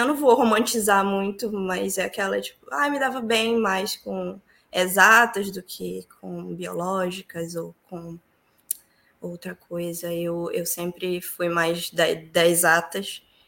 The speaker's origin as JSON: {"language": "Portuguese", "town": "Santarém", "region": "Pará", "country": "Brazil", "moved": "as an adult", "lives_now": "Ireland", "said": "eu sou de Santarém, sou paraense com muito orgulho"}